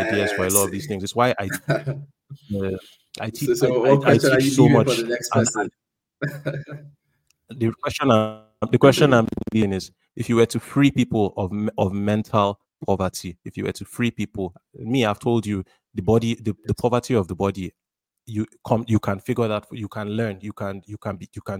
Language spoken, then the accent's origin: English; Nigeria; as a Nigerian, as an African